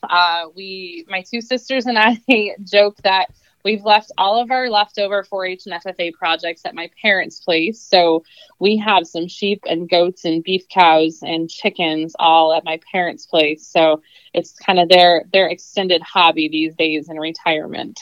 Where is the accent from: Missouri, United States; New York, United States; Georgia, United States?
New York, United States; born or raised there